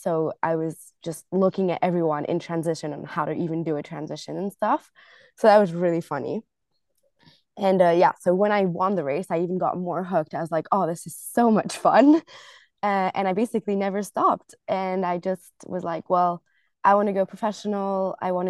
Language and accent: English; United States; born there; I was born in the States, so my dad was actually going to uni there. So I was born in the States and then we moved around with my family quite a lot for my dad's job.